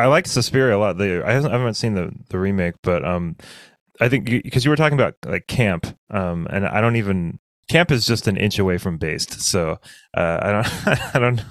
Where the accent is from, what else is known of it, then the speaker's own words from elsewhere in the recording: south of Bend, Central Oregon, United States; I grew up in Central Oregon, in not Bend, which is where people think Central. Like, I was in I was south of Bend, which is like the forest